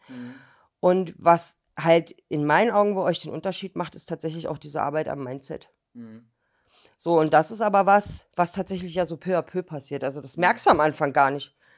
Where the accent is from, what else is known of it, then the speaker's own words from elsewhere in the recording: Berlin, Germany; now in Thuringia, Germany; Ich bin auch in Berlin aufgewachsen